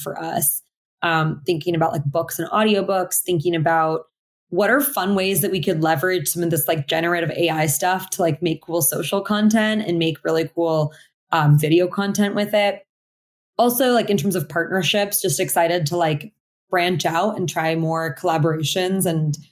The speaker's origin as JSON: {"language": "English", "town": "Portland", "region": "Oregon", "country": "United States", "tie": "born or raised there", "said": "I grew up in Portland, Oregon, mostly in like predominantly Caucasian classrooms."}